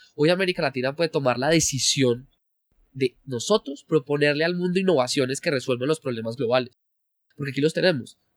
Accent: Colombia

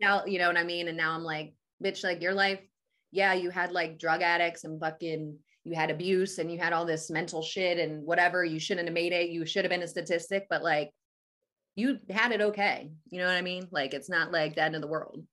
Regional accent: Atlantic City, New Jersey, United States; I'm from Jersey, like, Atlantic City area.

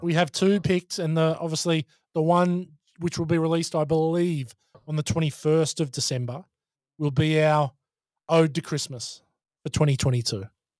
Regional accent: Wisconsin, United States; And, you know, I'm from Wisconsin in the States.

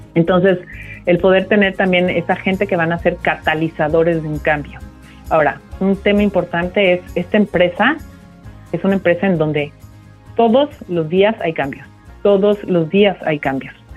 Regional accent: Mexico City, Mexico; moved away as an adult; now in United States; yo soy de la Ciudad de México, eh, prácticamente me, me he desarrollado los últimos los primeros años de mi vida hasta los últimos 10 estuve en, la Ciudad de México

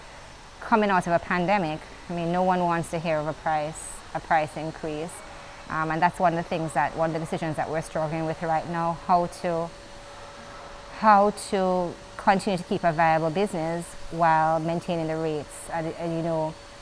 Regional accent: Jamaica; as a Jamaican citizen

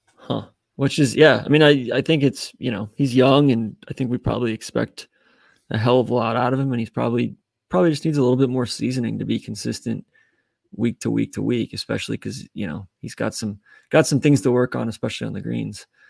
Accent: Atlanta, Georgia, United States; I grew up in Atlanta. We didn't really have parks.

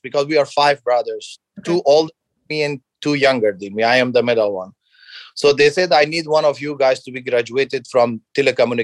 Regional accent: Logar, Afghanistan; English is a second language; moved away; also born or lived in Kabul / Pakistan; my childhood, I grew up in Afghanistan

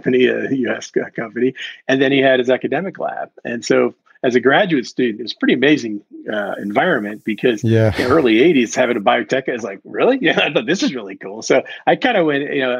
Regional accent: Washington, District of Columbia, United States; moved away as an adult; also born or lived in St. Louis; I was right outside my hometown of D.C.

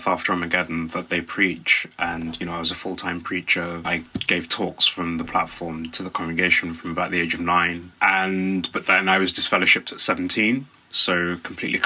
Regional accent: Black Country, West Midlands, United Kingdom; moved away as an adult; now in London, United Kingdom; So I'm from the West Midlands. I live in London now and have done for about 16 years, but I grew up in the West Midlands in a small area called the Black Country

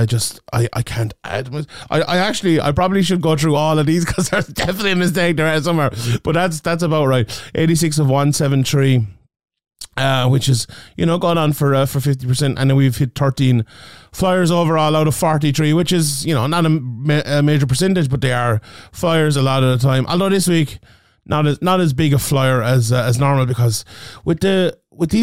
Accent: Ireland; my home country here of Ireland

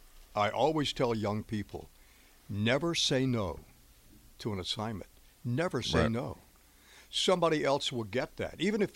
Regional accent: Miami, Florida, United States; I grew up in Miami. I didn't skate a lot. There's not a lot of skating rinks.

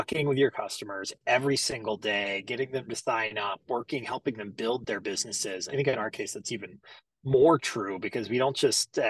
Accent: Greenville, South Carolina, United States; I'm originally from Greenville, South Carolina. So born and raised down there.

